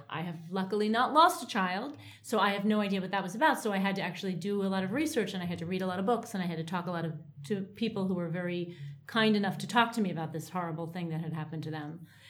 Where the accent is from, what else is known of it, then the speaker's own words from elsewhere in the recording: New York, United States; growing up in New York in a faintly bohemian type of way